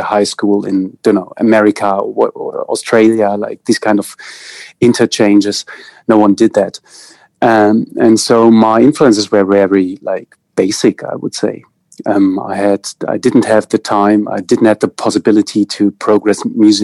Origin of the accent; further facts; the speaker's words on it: East Germany, Germany; English is a second language; I grew up in East Germany. So like the GDR